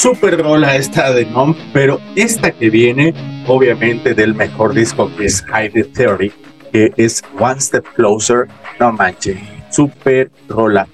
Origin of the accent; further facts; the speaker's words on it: Mexico; nacimos en México